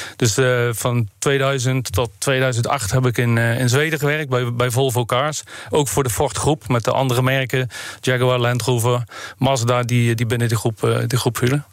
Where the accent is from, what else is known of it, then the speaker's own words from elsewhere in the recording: Netherlands; als Nederlanders zijn we natuurlijk ook entrepreneurs